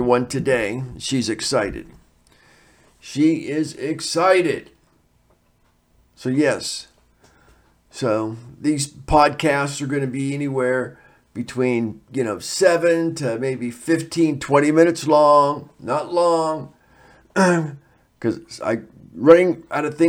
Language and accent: English; United States; I'm not a foreigner. I'm from the United States of America.